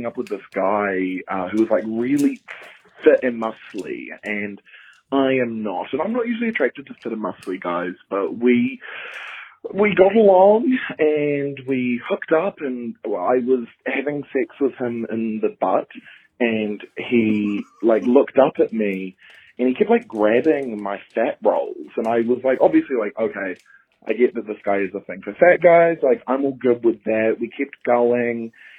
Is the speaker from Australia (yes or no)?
yes; Australia; I'm a fan from Down Under.